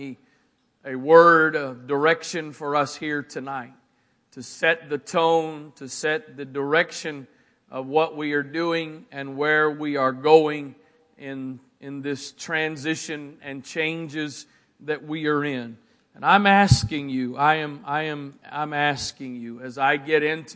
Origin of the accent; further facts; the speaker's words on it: Annapolis, Maryland, United States; also born or lived in Arnold, Maryland / Harwood, Maryland; I'm born and raised right here, born at the Naval Academy Hospital in Annapolis, Maryland. I have lived in Annapolis and Arnold and Harwood all of my life.